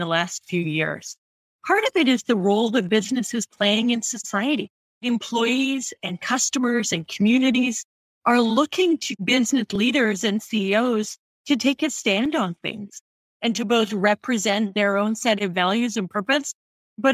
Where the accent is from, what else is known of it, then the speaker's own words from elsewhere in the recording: Oshawa, Ontario, Canada; now in San Francisco Bay Area, United States; I grew up in Canada, born and bred, just outside Toronto in area of Oshawa, Ontario